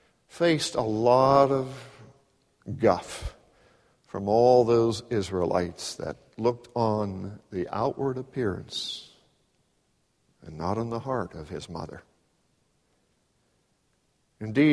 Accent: Pittsburgh, Pennsylvania, United States; I grew up in Pittsburgh in a city

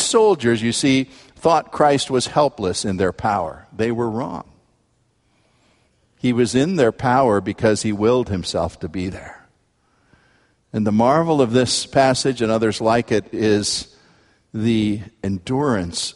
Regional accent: United States

